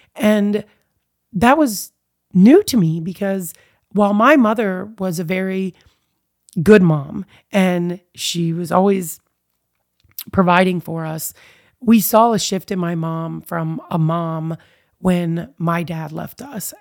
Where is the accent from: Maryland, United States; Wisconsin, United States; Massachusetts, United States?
Maryland, United States; Eastern Shore; also born or lived in Baltimore, Maryland / Fairfax, Virginia; now in Warrenton, United States; I was raised on the Eastern Shore in Maryland, born in Baltimore